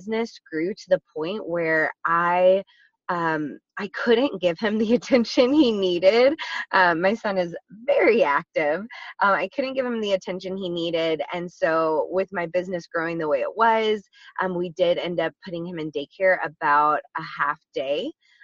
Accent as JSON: {"language": "English", "region": "Texas", "country": "United States", "tie": "born or raised there", "moved": "yes", "lives_now": "San Diego, United States", "said": "I am originally from Texas. I am a proud Texas native."}